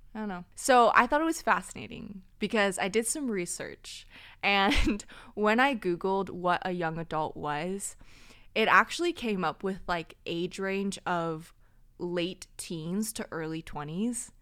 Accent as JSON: {"language": "English", "area": "Orange County", "region": "California", "country": "United States", "tie": "born or raised there", "also_born_or_lived": "Burbank, California", "said": "I claim I was born in Burbank, but really grew up here in Orange County"}